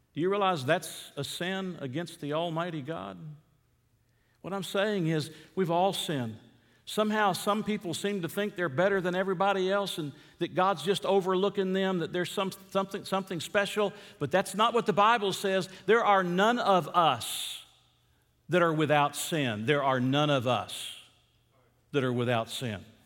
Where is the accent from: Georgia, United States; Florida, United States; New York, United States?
Georgia, United States; Atlanta; I grew up in Atlanta.